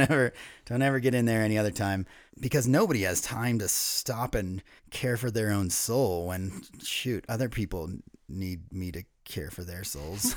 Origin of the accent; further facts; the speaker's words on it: East Coast, United States; Ryan and I were both born and raised on the East Coast